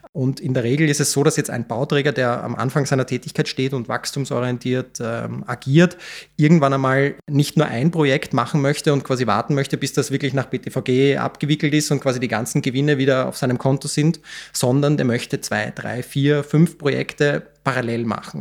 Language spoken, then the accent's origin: German; Vienna, Austria; Ich bin äh, 1989 in Wien geboren, bin einer der Gründer und Geschäftsführer äh, der Rewald Vermögensberatungs GmbH, habe eine ganz normale AHS in Wien besucht